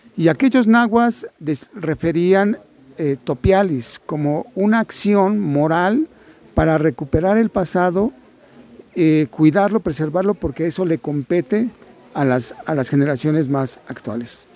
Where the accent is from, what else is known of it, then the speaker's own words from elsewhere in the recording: Mexico; somos nosotros los mexicanos